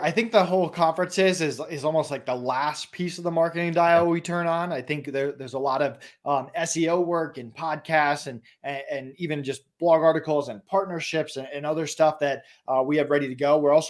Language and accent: English; Massachusetts, United States; also born or lived in Florida; now in Colorado, United States; I'm actually from Massachusetts originally, and Colorado winters are 100 times better than Massachusetts winters.